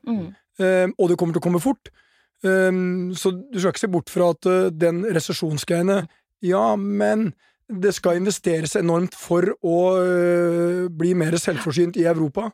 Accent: Norway; som nordmann

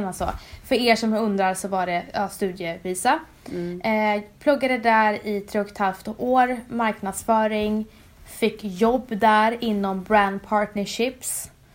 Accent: Umeå, Västerbotten County, Sweden; moved away; also born or lived in Stockholm / New York; Jag kommer från Umeå. Eh, vux växte upp där och sen flyttade

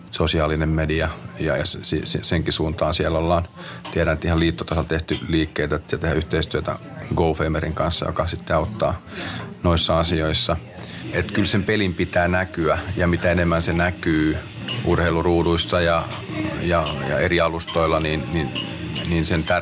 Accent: Hyvinkää, Uusimaa, Finland; also born or lived in Tammisaari / Lappeenranta / Sodankylä; mä oon syntynyt Tammisaaressa. me muutettiin Lappeenrantaan, jossa mä taisin aloitella vähän jalkapalloa. Me muutettiin Sodankylään, jossa mä sitten vähän laskettelin ja Sodankylästä me muutettiin sitten Hyvinkäälle.

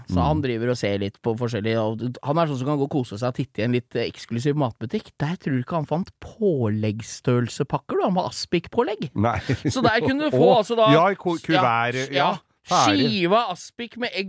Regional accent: Agder, Norway; Jeg er fra Sørlandet.

